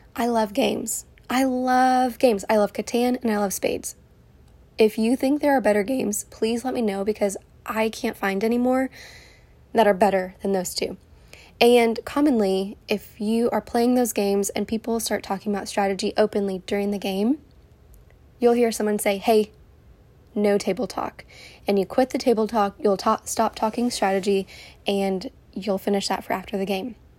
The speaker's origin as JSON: {"language": "English", "town": "Houston", "region": "Texas", "country": "United States", "tie": "born or raised there", "also_born_or_lived": "California", "moved": "as an adult", "said": "I am born and raised in Houston, and I live here with my beautiful family"}